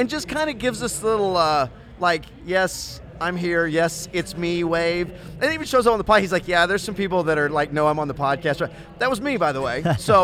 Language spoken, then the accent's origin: English; Temple, Texas, United States; I'm from Temple